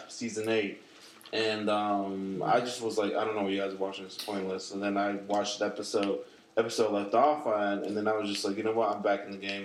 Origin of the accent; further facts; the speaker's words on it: Glen Cove, New York, United States; moved away; we're from Glen Cove, so like Glen Cove is like fairly small. It's a small town in Long Island.